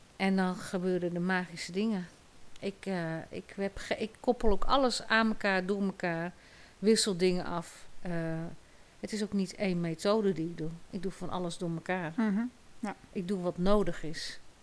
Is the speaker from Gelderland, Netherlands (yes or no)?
yes; Nijkerk, Gelderland, Netherlands; Ik ben opgegroeid in Nijkerk